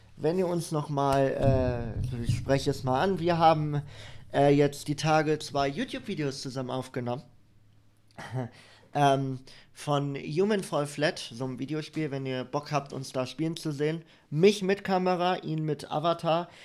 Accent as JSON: {"language": "German", "town": "Soest", "region": "North Rhine-Westphalia", "country": "Germany", "tie": "born or raised there", "moved": "yes", "said": "ich bin in Soest in NRW geboren, zwischen Dortmund und Paderborn."}